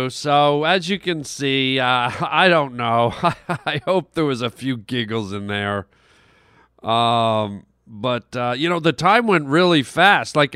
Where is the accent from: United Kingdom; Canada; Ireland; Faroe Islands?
Canada; I grew up in Canada